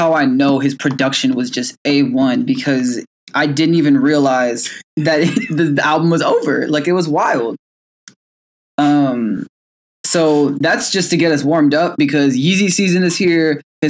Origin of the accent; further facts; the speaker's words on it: Illinois, United States; moved away; Shout out to the 217. That's my hometown.